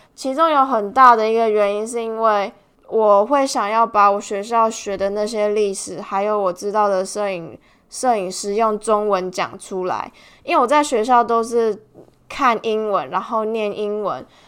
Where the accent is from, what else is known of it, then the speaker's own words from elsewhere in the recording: Tainan, Taiwan; 我们都是台南人，我们四个都是台南人